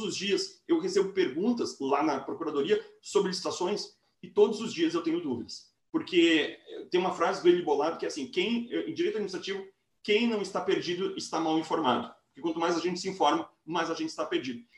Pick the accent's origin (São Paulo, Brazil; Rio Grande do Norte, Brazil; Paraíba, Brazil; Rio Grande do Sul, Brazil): Rio Grande do Sul, Brazil; interior of; sou uma pessoa que sou do interior do Rio Grande do Sul